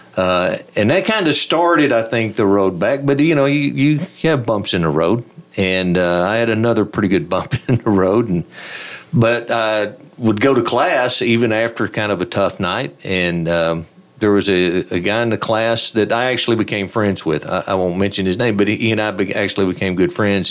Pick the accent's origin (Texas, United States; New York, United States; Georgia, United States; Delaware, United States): Texas, United States; Throckmorton; I grew up in Throckmorton.